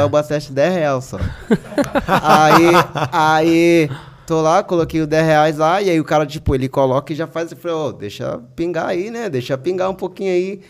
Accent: Americana, São Paulo, Brazil; teve uma vez que eu fui fazer uma entrega lá no bairro lá de Praia Azul, lá na minha cidade

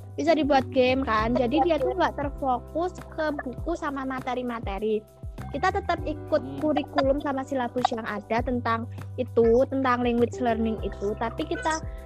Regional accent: Bali, Indonesia; also born or lived in Bengkulu / Blitar; aku besar di Bali

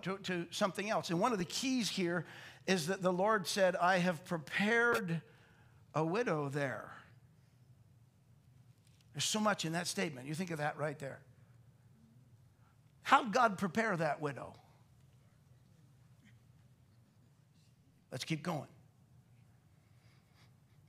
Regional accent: Canada

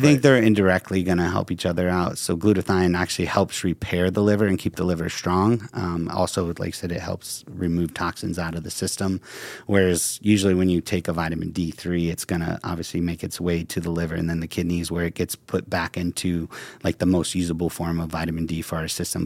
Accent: Ohio, United States; moved away; I'm from Ohio

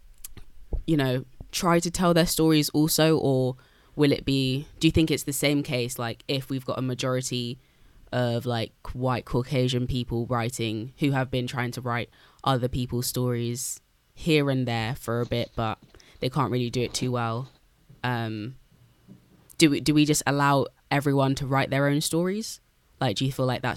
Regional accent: United Kingdom; we are Black British people

